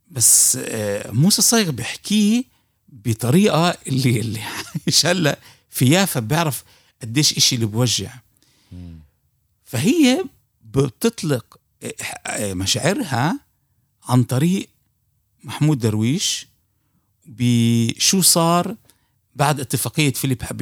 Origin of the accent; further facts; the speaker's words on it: Palestine; ك ك كفلسطيني هي يعني بتذكر المستمعين آه، هنا صغار بالسن